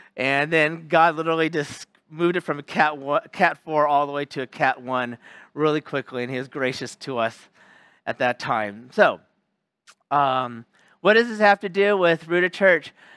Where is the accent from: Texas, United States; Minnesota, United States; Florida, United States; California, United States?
California, United States; Sacramento; moved away as an adult; also born or lived in Los Angeles area, California / Bay Area, California / Central Valley, California; now in Japan; I'm from California. Um, from Sacramento, California, lived in the L A area too, lived in the Bay Area and Central Valley